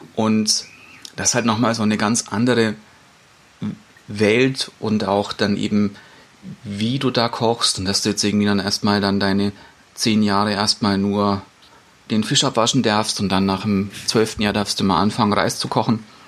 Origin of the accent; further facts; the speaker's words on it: Germany; bei uns in Deutschland